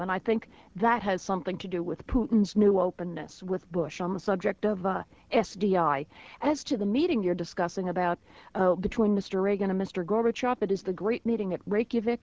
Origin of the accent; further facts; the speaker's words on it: United States; as an American